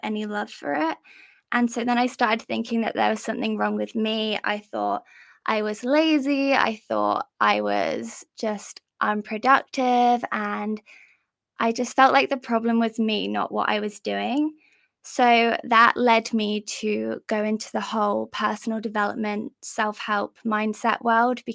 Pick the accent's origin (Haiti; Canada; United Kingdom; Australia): United Kingdom; England; I'm from England. Maybe you can tell by my accent.